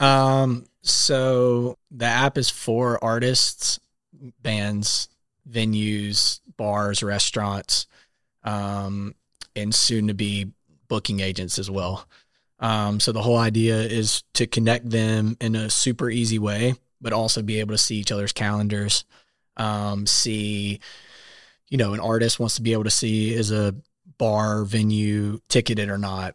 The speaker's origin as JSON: {"language": "English", "region": "South Carolina", "country": "United States", "moved": "as an adult", "lives_now": "Nashville, United States", "said": "I am from South Carolina, moved to Nashville about six years ago."}